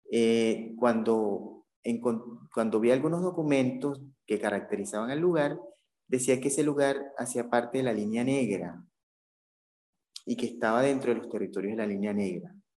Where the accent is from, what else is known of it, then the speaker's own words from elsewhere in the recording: Caribbean Region, Colombia; más que colombiano me siento como caribeño